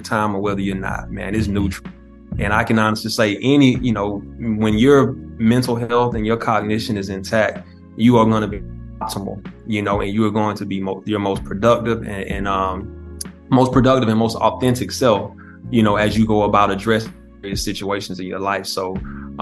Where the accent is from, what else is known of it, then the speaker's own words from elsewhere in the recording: South Georgia, United States; I grew up in Georgia